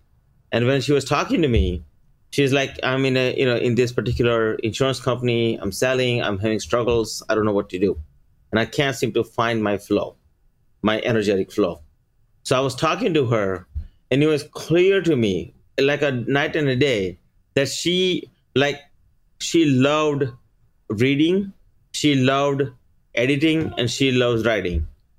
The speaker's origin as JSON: {"language": "English", "country": "India", "moved": "yes", "said": "So for instance, like, we came here from India, right? After we coming here, within 1 year, we bought a house."}